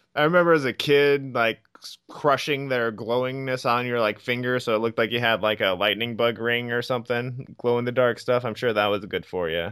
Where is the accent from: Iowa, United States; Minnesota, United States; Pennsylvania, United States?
Iowa, United States; I'm from Iowa.